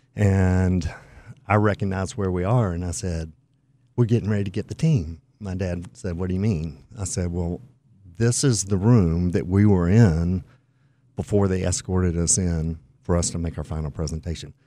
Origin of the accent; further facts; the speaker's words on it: the Carolinas, United States; I grew up in the Carolinas